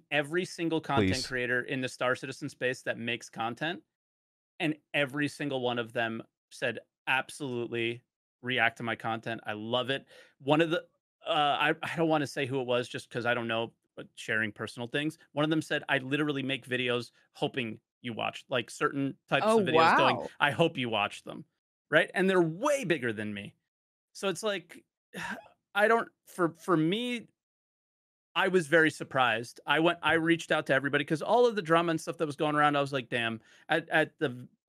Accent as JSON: {"language": "English", "region": "New Jersey", "country": "United States", "said": "Yeah, I'm from New Jersey. What do you want? I'm so sorry. I sound like an asshole."}